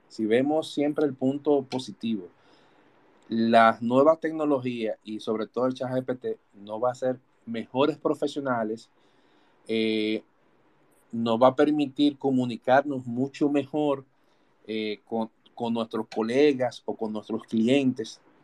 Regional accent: Dominican Republic

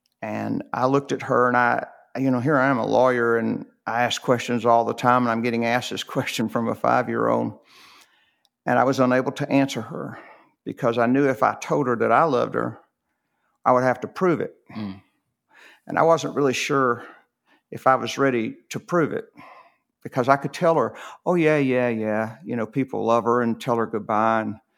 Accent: Rome, Georgia, United States; born there; Yeah. I was born in Rome, Georgia.

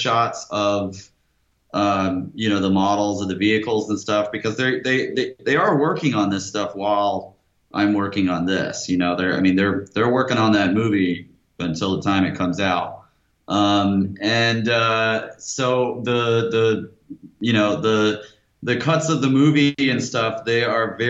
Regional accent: Athens, Georgia, United States; now in Berlin, Germany; I grew up in Athens, Georgia, so you know, I'll make the mistake of telling people I'm from Athens

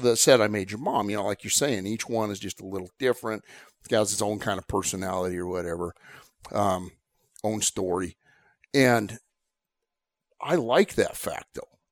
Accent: Southwest, United States; I grew up in the Southwest

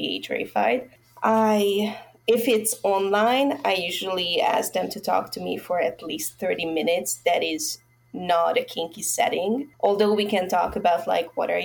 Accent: Budapest, Hungary; I'm from Hungary

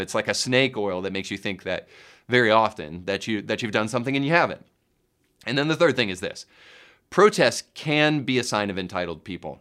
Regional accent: United States

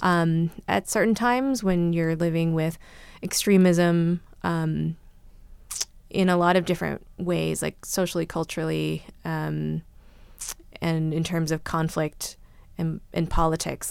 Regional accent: California, United States; I grew up here in California and I'm American

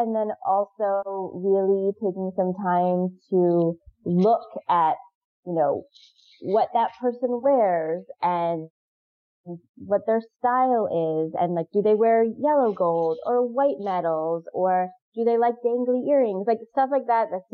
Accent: Pacific Northwest, United States; moved away; I'm from the Pacific Northwest.

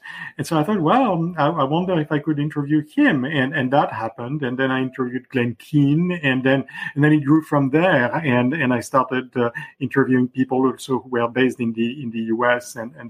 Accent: Paris, Île-de-France, France; accent: French; first language French; English is a second language; I'm French, as you can probably hear from my accent. And I was born in Paris, and I grew up in Paris reading Disney comic books.

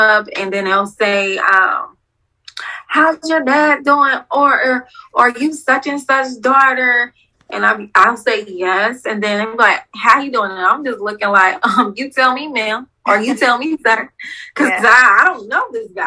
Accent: Ohio, United States; I'm from Ohio

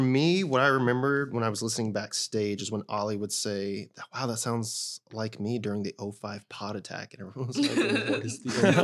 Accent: Texas, United States; also born or lived in New York City; growing up in Texas

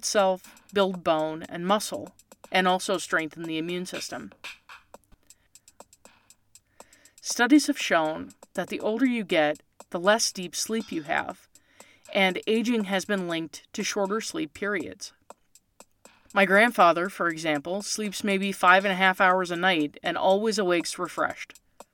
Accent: Canada; moved away; I'm from Canada originally

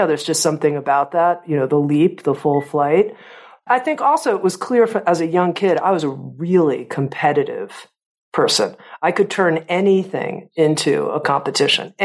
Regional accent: Coral Gables, Florida, United States; I grew up in Coral Gables, Florida, which is right outside of Miami, South Florida

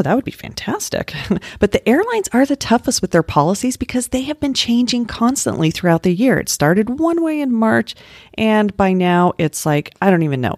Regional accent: Littleton, Colorado, United States; I grew up in Littleton

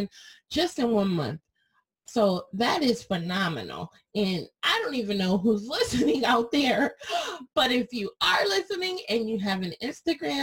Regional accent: Connecticut, United States; I'm from Connecticut

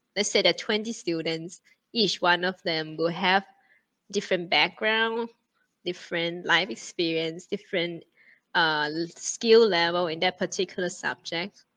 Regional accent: Thailand; moved away as an adult; also born or lived in China; now in Singapore; Thailand is my uh, my home country

